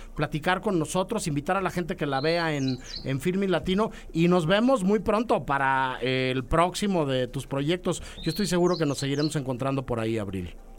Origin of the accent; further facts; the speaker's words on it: Mexico; como mexicanos